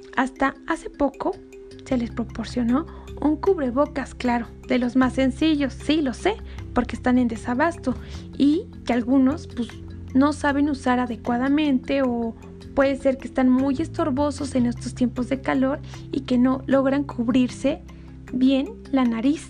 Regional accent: Mexico; como mexicanos ingeniosos

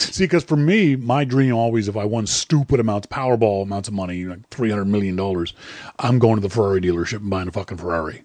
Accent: Nova Scotia, Canada; I'm from Nova Scotia, Nova Scotia, Canada.

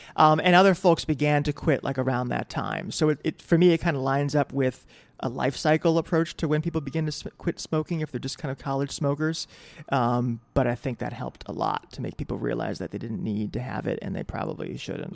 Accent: New Britain, Connecticut, United States; moved away as an adult; also born or lived in Boston, Massachusetts / New York City; now in New York, United States; I was born in Boston, lived until I was six, from that area, moved to New Britain, Connecticut, which is a small industrial town, and that's where I went to high school, uh, and did most of high school, and that's effectively where I grew up

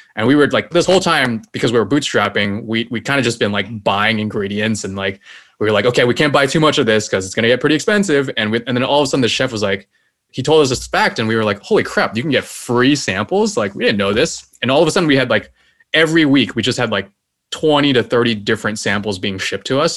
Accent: Taiwan; now in United States; my home country, which is Taiwan

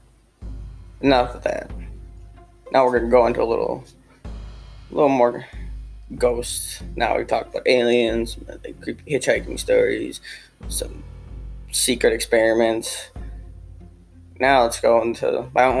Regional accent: Wisconsin, United States; I'm from Wisconsin

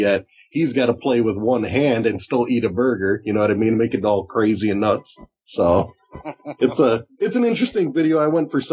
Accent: Chicago, Illinois, United States; I'm from Chicago

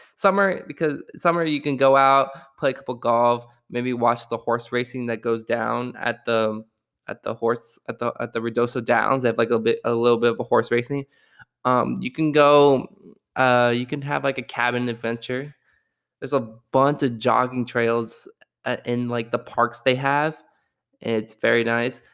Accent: Austin, Texas, United States; my wonderful city of Austin, Texas

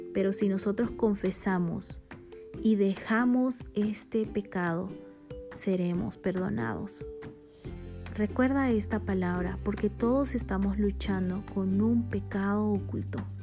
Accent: Bolivia; born or raised there; now in Guatemala

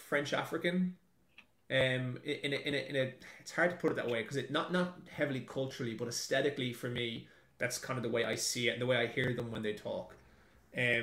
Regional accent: Ireland; moved away as an adult; also born or lived in Dublin; now in New Zealand; till the day I die, it's Ireland's my country. Like, that's where I'm raised

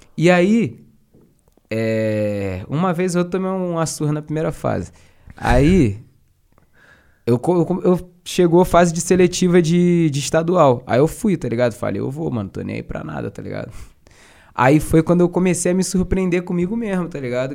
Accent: Duque de Caxias, Rio de Janeiro, Brazil; eu sou de Caxias, uhum. cria de Caxias, pá, Baixada

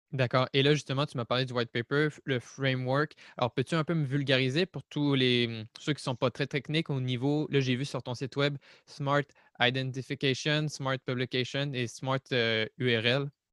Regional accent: Quebec, Canada; je suis québécois

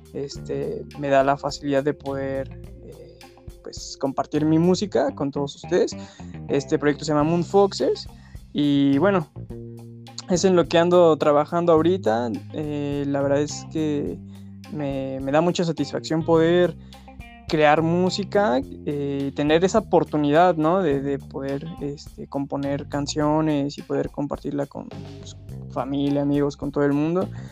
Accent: Mexico City, Mexico; tengo 27 años, soy de la Ciudad de México

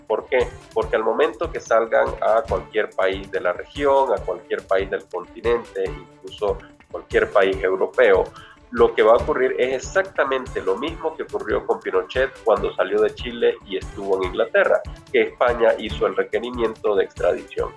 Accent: Nicaragua

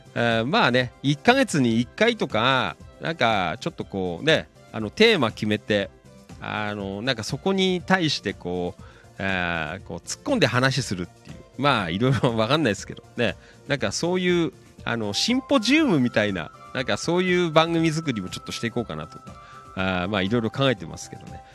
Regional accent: Noda, Chiba, Japan; 野田ね、生まれ育った町

